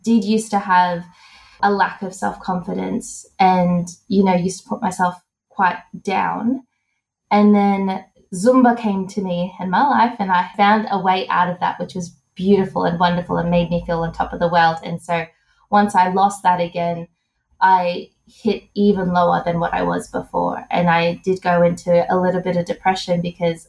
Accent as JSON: {"language": "English", "country": "Australia", "said": "I'm from Australia."}